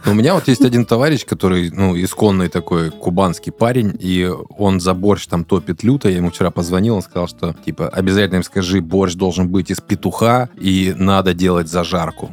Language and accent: Russian; Odesa, Odesa Oblast, Ukraine; я вырос в Одессе